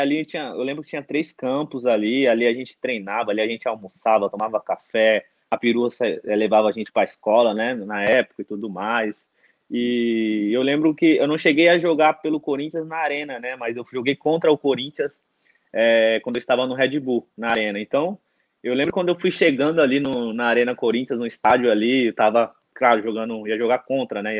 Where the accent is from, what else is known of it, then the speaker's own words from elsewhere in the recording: Mauá, São Paulo, Brazil; also born or lived in Portugal; eu sou natural de Mauá, São Paulo, né? ABC Paulista